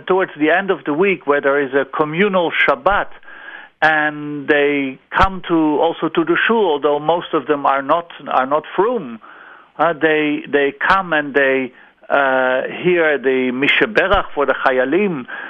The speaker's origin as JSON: {"language": "English", "country": "Netherlands", "second_language": "English", "moved": "as an adult", "lives_now": "Israel", "said": "after I came on Aliyah from the Netherlands."}